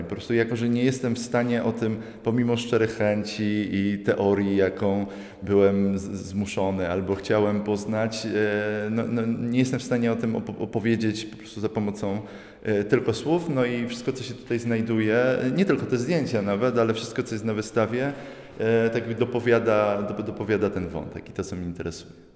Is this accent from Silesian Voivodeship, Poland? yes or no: yes; Radzionków, Silesian Voivodeship, Poland; pochodzę z Radzionkowa